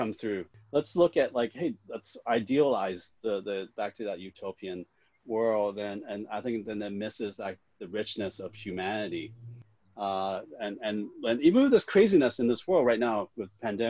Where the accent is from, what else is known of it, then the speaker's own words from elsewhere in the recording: Hong Kong; I was born in Hong Kong